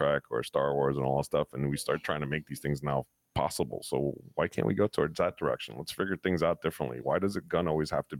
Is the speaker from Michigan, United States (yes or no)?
no; New York, United States; now in Florida, United States; my parents raising me up in New York at the time as a child